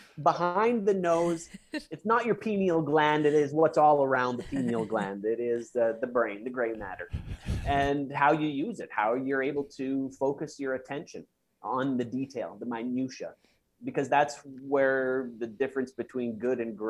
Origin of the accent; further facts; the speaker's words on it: Russell, Manitoba, Canada; Russell, Manitoba, where I came from.